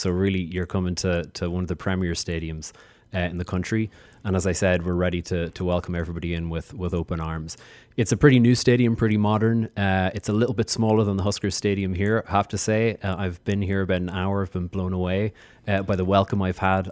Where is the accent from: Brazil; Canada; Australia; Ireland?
Ireland; moved away as an adult; now in Chicago, United States; As you can hear from my accent, uh, I'm from Ireland. I'm from the Emerald Isle.